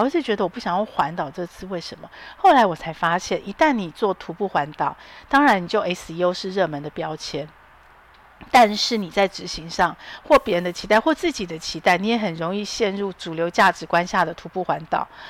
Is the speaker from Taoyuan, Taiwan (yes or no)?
yes; Taoyuan, Taiwan; 桃园，我的故乡